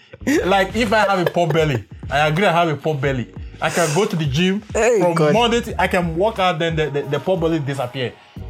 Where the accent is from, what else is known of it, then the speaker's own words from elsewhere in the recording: Nigeria; I'm from Nigeria.